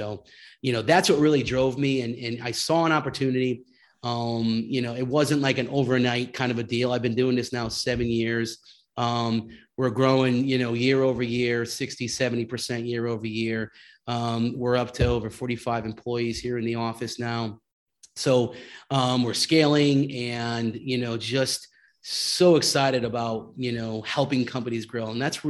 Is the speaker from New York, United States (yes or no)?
no; Connecticut, United States; I moved the family back to California from the East Coast. I was from Connecticut.